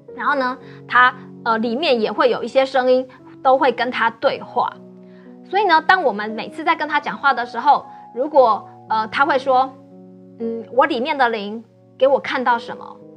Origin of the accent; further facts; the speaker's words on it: Taiwan; also born or lived in Sweden; 我们台湾人最喜欢是什么